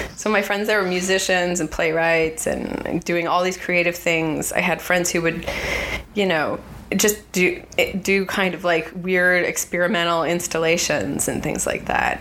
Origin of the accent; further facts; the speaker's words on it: California, United States; growing up in California